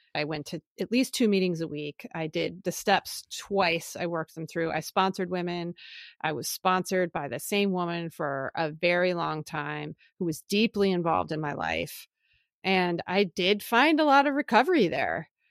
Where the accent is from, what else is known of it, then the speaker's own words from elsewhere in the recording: Philadelphia, Pennsylvania, United States; moved away; also born or lived in California; I grew up in Philly